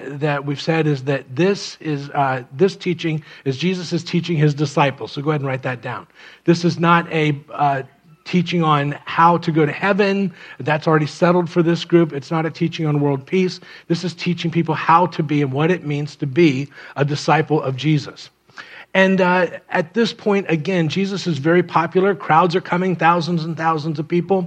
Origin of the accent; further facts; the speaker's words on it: Miami, Florida, United States; I grew up in Miami